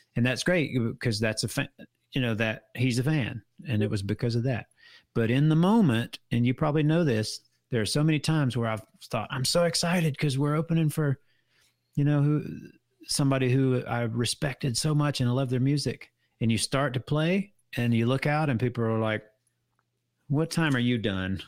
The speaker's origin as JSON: {"language": "English", "country": "United States", "said": "I'm an American through and through, but while my heritage is, is Irish"}